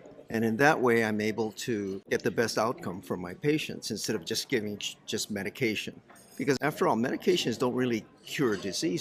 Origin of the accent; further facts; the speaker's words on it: Hawaii, United States; I'm from Hawaii